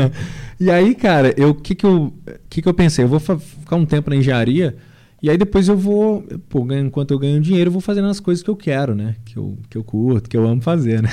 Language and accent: Portuguese; Sabará, Minas Gerais, Brazil; lá na minha cidade, né? Grande cidade, grande Sabará, na grande, na nossa grande Sabará.